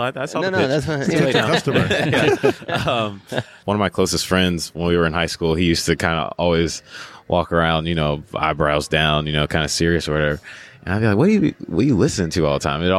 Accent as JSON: {"language": "English", "town": "Greensboro", "region": "North Carolina", "country": "United States", "tie": "born or raised there", "said": "I was raised in the South. They teach you things differently as a young black kid in the South. Like I'm from a place called Greensboro, North Carolina"}